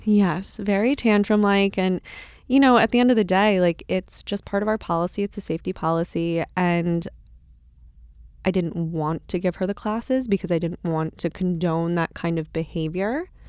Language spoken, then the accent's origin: English; Bloomfield Hills, Michigan, United States; I catered out of a country club in, in my hometown